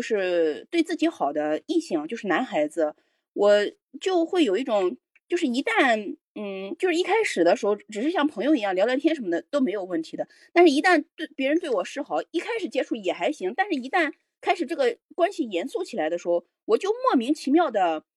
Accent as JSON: {"language": "Chinese", "region": "Shanghai", "country": "China", "tie": "born or raised there", "moved": "yes", "said": "让他就是至至少就是我离开上海之我离开我的家乡之后，我觉得我慢慢慢慢慢慢的"}